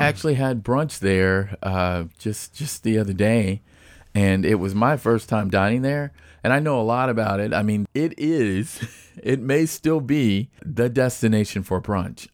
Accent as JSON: {"language": "English", "town": "Nashville", "region": "Tennessee", "country": "United States", "tie": "born or raised there", "said": "as I was growing up in Nashville"}